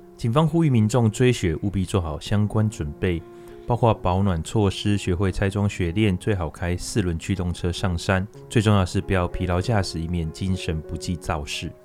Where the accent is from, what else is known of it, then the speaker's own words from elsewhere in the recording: Taiwan; 我们身为台湾人